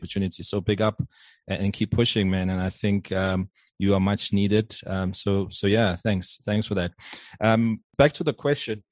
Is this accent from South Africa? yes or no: yes; South Africa; also born or lived in Johannesburg; born and bred in South Africa. I live in Johannesburg